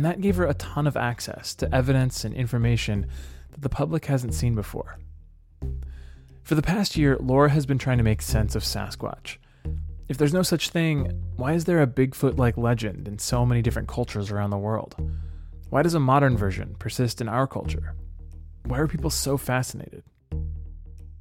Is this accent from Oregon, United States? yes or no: yes; Clackamas County, Oregon, United States; Clackamas County, just outside of Portland